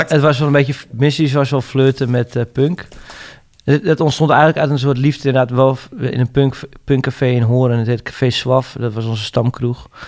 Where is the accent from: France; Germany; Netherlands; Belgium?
Netherlands; Ik ben, ik ben een Hollander